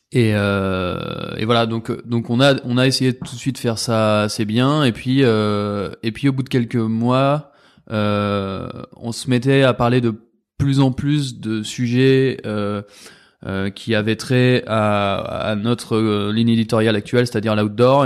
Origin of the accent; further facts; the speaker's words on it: Paris, Île-de-France, France; on est parisien